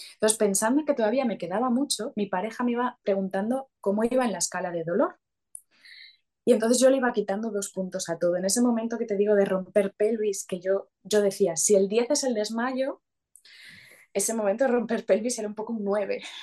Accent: Asturias, Spain; now in Madrid, Spain; soy asturiana y su papá es sevillano, pero vivimos en Madrid

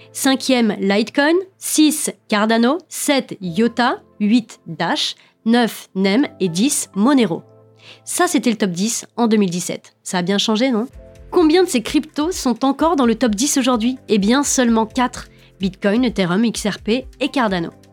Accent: France; nous sommes français et que nous sommes en France

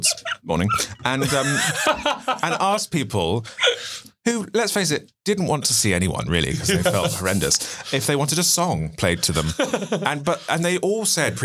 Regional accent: Gosport, South East England, United Kingdom; I'm originally from Gosport in Hampshire, but nobody really ever knows where that is. So I usually say Portsmouth

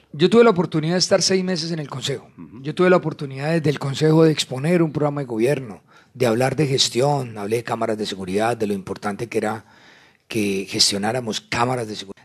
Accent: La Dorada, Caldas, Colombia; Yo soy un hijo de La Dorada Caldas, que nació y creció eh, en el seno de una familia trabajadora

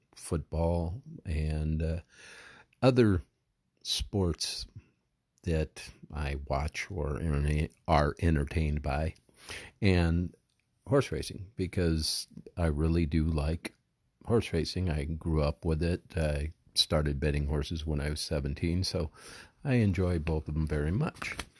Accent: Southern California, United States; I grew up in Southern California

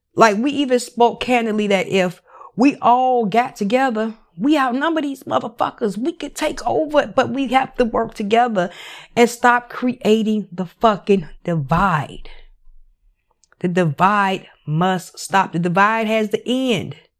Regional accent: Chicago, Illinois, United States; I grew up in Chicago, West Side.

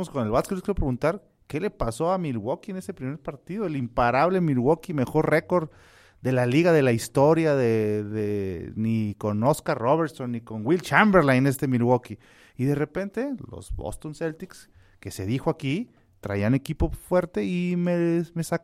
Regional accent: Mexico City, Mexico; born there; No, orgullosamente nacido en, en, en, en su CDMX, cuna

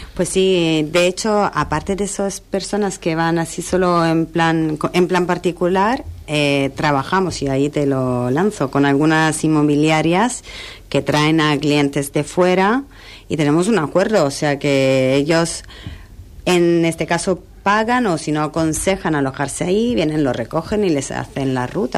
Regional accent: Milan, Lombardy, Italy; also born or lived in London / Tenerife; now in San Pedro del Pinatar, Spain; Yo soy de Milán, viví en Londres y la verdad que cuando me mudé a Tenerife

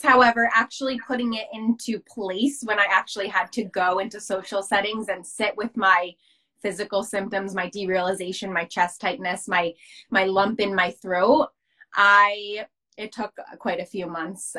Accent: New Jersey, United States; I'm from America. Specifically, I'm from New Jersey, um, right outside New York City, about 20 minutes outside New York City

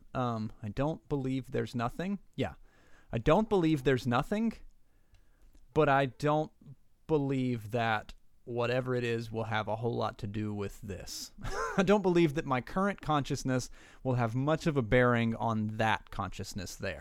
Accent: Southern West Virginia, United States; born and raised in Southern West Virginia Appalachian

